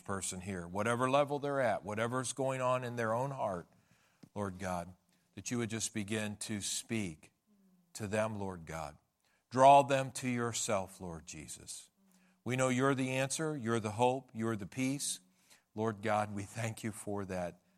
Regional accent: United States; we're American

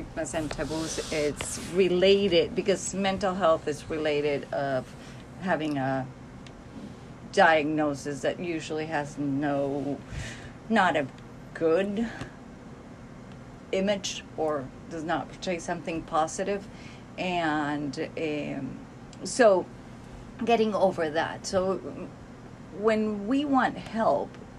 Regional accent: Cali, Valle del Cauca, Colombia; moved away as an adult; now in United States; Cali, Colombia, that's where I've lived most of my life

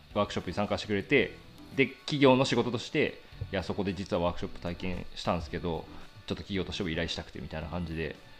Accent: Yuzawa, Niigata, Japan; moved away; 地元に帰る機会があってその、はい、地元林業会社と製材業者1社しかない

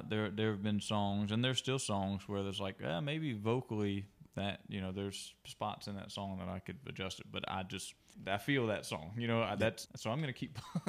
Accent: Ashland, Alabama, United States; born there; I was born in Alabama, which is a small town, Ashland and Lineville. They're two different towns, but they're really close together.

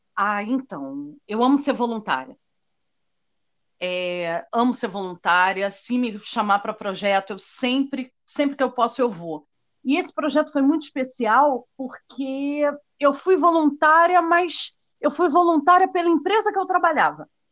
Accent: Brazil; eu sou brasileira

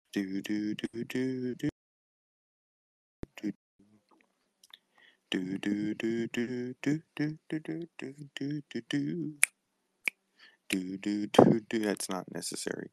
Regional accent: Palmdale, California, United States; I'm from Palmdale, California

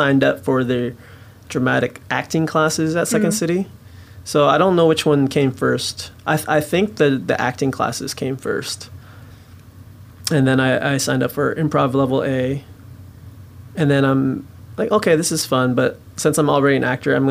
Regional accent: Kent, Washington, United States; In a suburb of Seattle, Kent, okay. Valley General Hospital is where I was born

